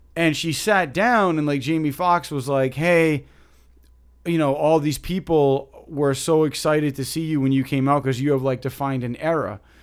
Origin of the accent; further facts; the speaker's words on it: Rhode Island, United States; we're from Rhode Island